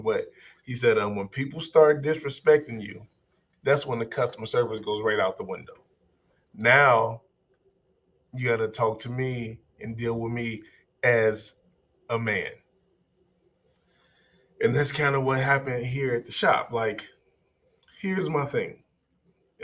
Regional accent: Chicago, Illinois, United States; now in Minnesota, United States; Now, I'm from Chicago. I live here in Minnesota, like I said, but a lot of my life was spent in Chicago, especially my formative years.

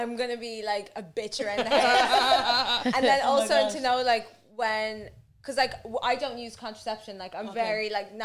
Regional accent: Burundi; I'm from Burundi

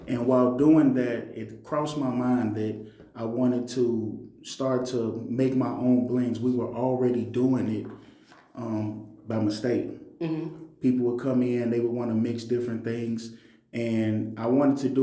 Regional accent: Chicago, Illinois, United States; now in Texas, United States; I'm originally from Chicago

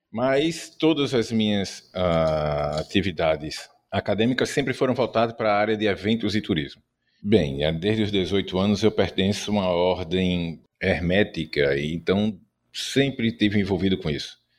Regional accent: Recife, Pernambuco, Brazil; tenho 51 anos e sou do Recife Mal Assombrado.

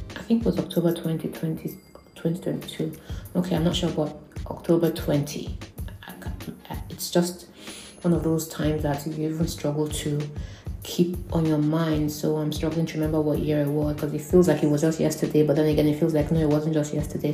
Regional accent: Nigeria; being Nigerian

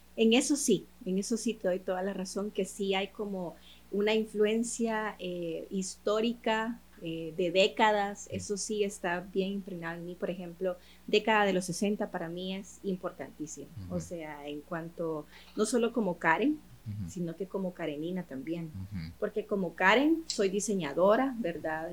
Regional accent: El Salvador; soy salvadoreña, mi mercado es salvadoreño

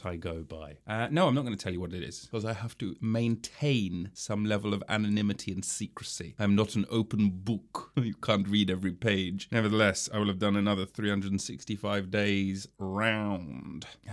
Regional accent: England, United Kingdom; I'm an actor from England

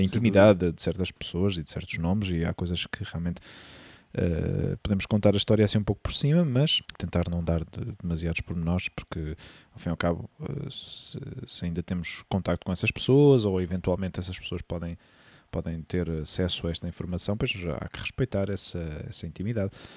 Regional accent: Portugal; moved away as an adult; now in Spain; quando vivemos fora do nosso país

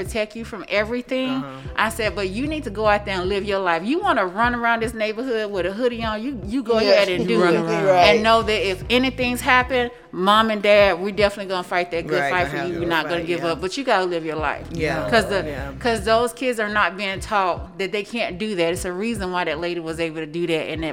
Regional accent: Mississippi Delta, United States; now in Sarasota, United States; I'm from the Mississippi Delta. Very, very poor part of Mississippi. Grew up very poor.

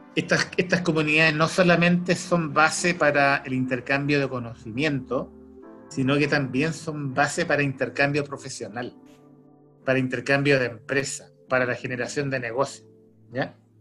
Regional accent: Chile; accent: Chilean; tenemos un acento los chilenos, tenemos un acento propio nuestro, yo tengo ese acento

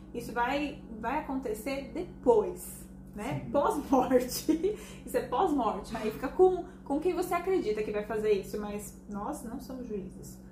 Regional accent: Brazil; nós somos brasileiros, acima de tudo, nós somos brasileiros

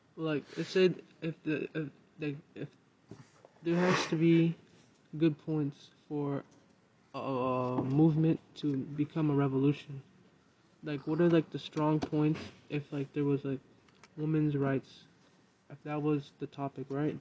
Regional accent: Minneapolis, Minnesota, United States; moved away; I'm actually from Minneapolis

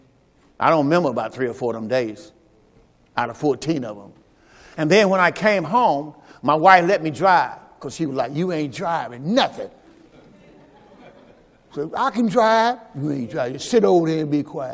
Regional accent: Mississippi, United States; I'm from the Mississippi.

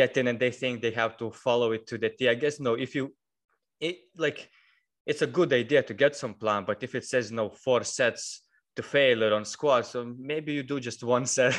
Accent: Lithuania; moved away as an adult; now in United Kingdom

